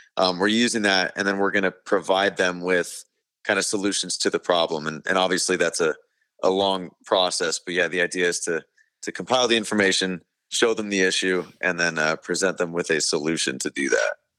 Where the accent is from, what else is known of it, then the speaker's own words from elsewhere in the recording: Arizona, United States; I'm from Arizona, So being from Arizona